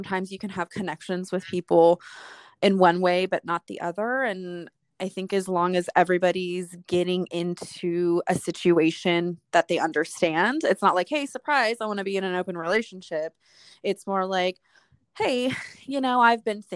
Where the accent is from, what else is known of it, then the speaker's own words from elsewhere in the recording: Southern California, United States; I'm from Southern California